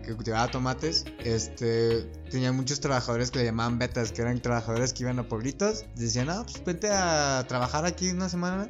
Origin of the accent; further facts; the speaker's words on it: Mexico; Y nosotros somos Estados Unidos mexicanos.